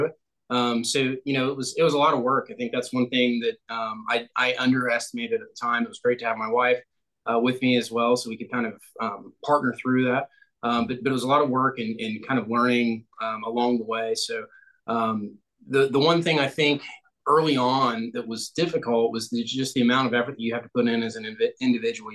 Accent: Ohio, United States; now in Greenville, United States; I am originally from Ohio and currently in Greenville, South Carolina.

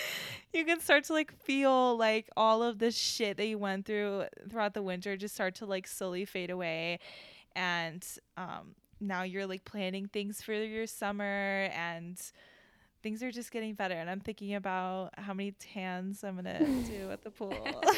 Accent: Chicago, Illinois, United States; now in Arizona, United States; we're from Chicago, so I can understand like March isn't like the best month, but here in Arizona

